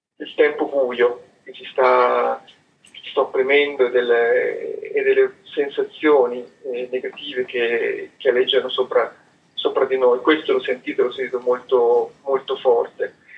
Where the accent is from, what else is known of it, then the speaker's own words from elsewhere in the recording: Sicily, Italy; also born or lived in Piacenza, Italy / Parma, Italy; now in Salsomaggiore Terme, Italy; essendo siciliano, portando un nome siciliano, parlando tanto della mia terra